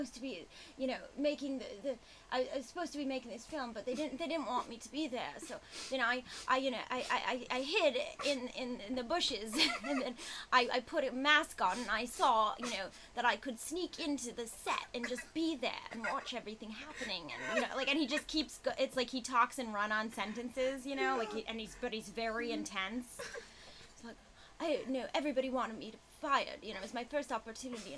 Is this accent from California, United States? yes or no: no; Boston, Massachusetts, United States; also born or lived in New York; now in Los Angeles, United States; I'm from Boston originally, and then I lived in New York for 3 years.